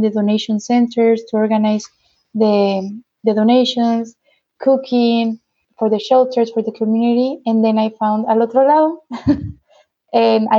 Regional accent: Tijuana, Baja California, Mexico; also born or lived in Nicaragua; I was born and raised in Tijuana

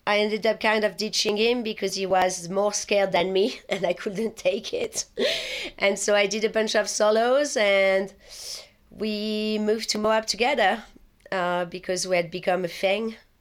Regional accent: Paris, Île-de-France, France; English is a second language; moved away as an adult; also born or lived in London, United Kingdom; now in United States; I was born in Paris, and I was born and raised there, and I was there all the way until my twenty-second or twenty-third birthday

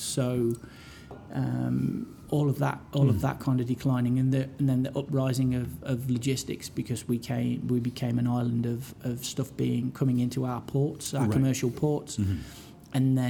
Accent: Hinckley, East Midlands, United Kingdom; now in Calgary, Canada; my hometown of Hinckley.

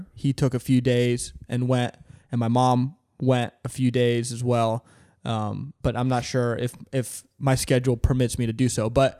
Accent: Fort Lauderdale, Florida, United States; I'm from here in Fort Lauderdale. I grew up here in Fort Lauderdale.

